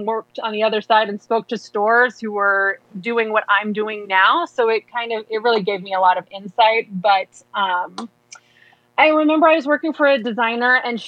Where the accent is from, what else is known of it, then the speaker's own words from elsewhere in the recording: Midwest, United States; moved away; I'm from the Midwest.